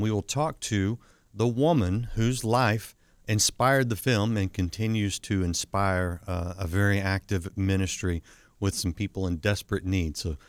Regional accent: Fort Worth, Texas, United States; my hometown of Fort Worth, Texas

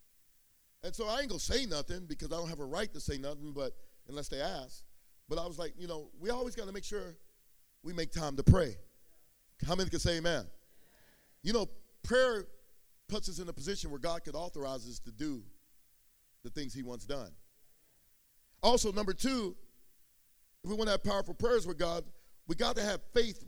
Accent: San Jose, California, United States; also born or lived in East Palo Alto, California; I grew up in East Palo Alto and San Jose

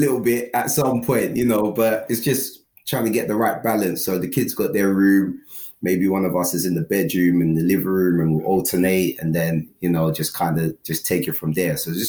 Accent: London, United Kingdom; also born or lived in Ghana; I'm a London boy, but you know, originally from Paris, Ghana. I'm from Ghana, nice.

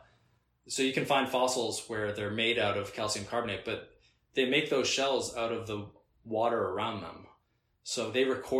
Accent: Boston, Massachusetts, United States; I'm from New England

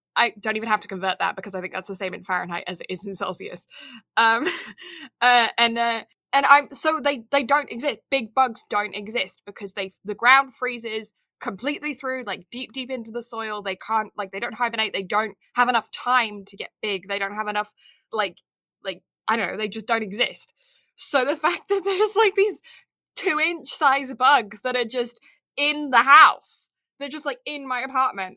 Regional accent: Kent, South East England, United Kingdom; I am a maid of Kent.

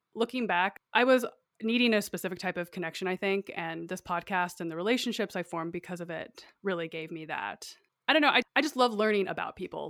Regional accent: Idaho, United States; I, like I said, grew up in a really rural area, it's quite isolated, and I went to school in my small town

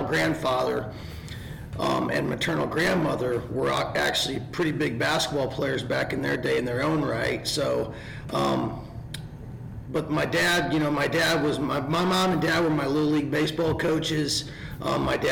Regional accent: Northern Indiana, United States; now in South Carolina, United States; I'm from Northern Indiana

